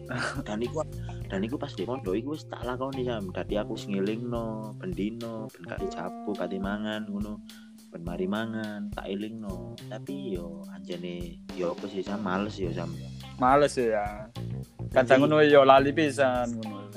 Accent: Malang, East Java, Indonesia; di daerahku itu ono sedikit boso Jawa cuma eh kita ada sedikit perbedaan

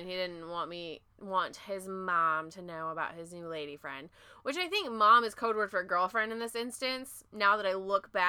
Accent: Washington, United States; now in Texas, United States; I'm from Washington. I know how to drive in the rain.

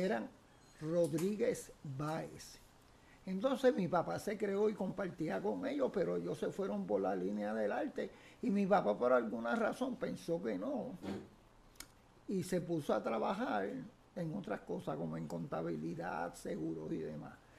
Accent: San Juan, Puerto Rico; also born or lived in Carolina, Puerto Rico; yo soy nacido en la barriada Figueroa, en Santurce, bien abajo de la calle Figueroa, casi a orilla de lo que es hoy Parque Central. Me crié en esa zona hasta los 10 años

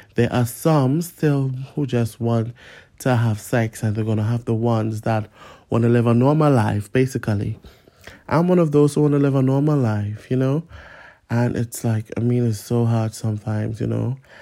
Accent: Trinidad & Tobago; now in London, United Kingdom; I'm a migrant from Trinidad and Tobago, or originally from Trinidad and Tobago

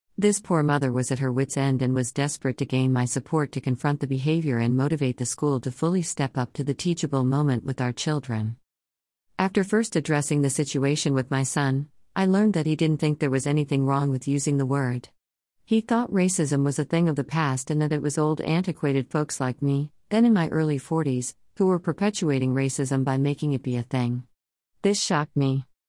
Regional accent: Los Angeles, California, United States; Growing up in Los Angeles

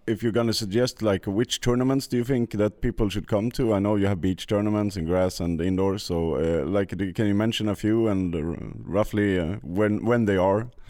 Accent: Sweden; I come from Sweden as well

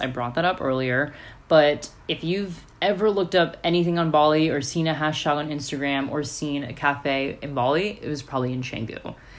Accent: United States; what I grew up in in America.

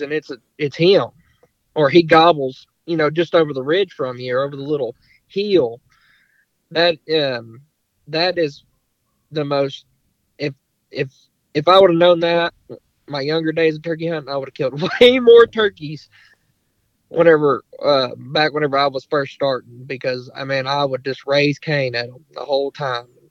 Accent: Longview, Texas, United States; I'm from East Texas, um, Longview area.

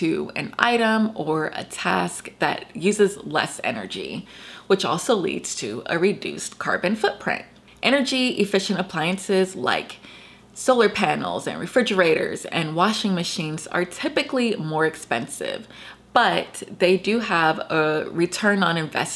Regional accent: Georgia, United States; my home state of Georgia

